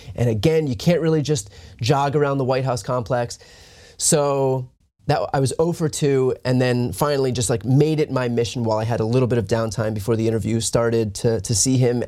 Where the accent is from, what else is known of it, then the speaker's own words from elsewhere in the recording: East Coast, United States; I'm from the East Coast